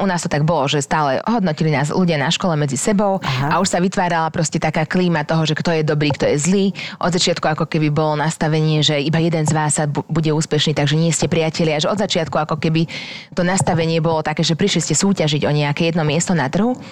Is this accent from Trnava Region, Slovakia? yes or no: yes; Dunajská Streda, Trnava Region, Slovakia; accent: slight Hungarian accent; also born or lived in England; ja som z Donetskej stredy